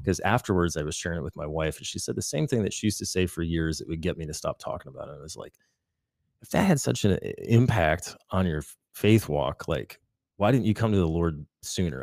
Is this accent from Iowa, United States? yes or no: no; Michigan, United States; I came out of a big family in Michigan